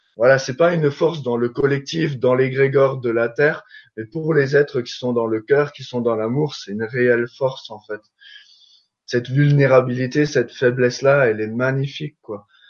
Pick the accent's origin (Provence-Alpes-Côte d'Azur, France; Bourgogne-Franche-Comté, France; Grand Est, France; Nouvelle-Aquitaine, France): Grand Est, France; Alsace; je suis alsacien